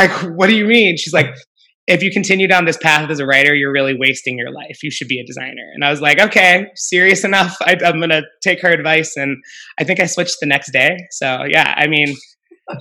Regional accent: Pittsburgh, Pennsylvania, United States; moved away as an adult; also born or lived in Atlanta / Minnesota; I grew up in Pittsburgh and I went to Penn State

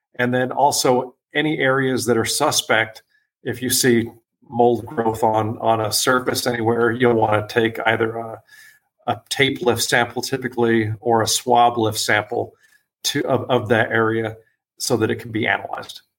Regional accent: Las Vegas, Nevada, United States; also born or lived in San Diego, California; I'm originally from San Diego. However, my family moved to Las Vegas when I was six years old

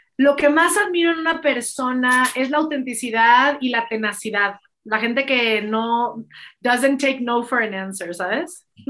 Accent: Mexico; me considero un líder en mi país

